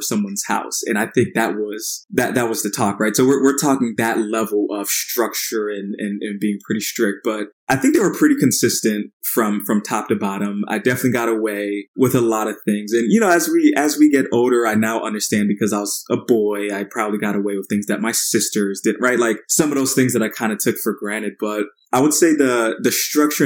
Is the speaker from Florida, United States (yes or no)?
yes; Port Charlotte, Florida, United States; also born or lived in Paterson, New Jersey; So started off in Jersey and then grew up in Florida, a pretty small town. It's called Port Charlotte, nestled in between Tampa and Fort Myers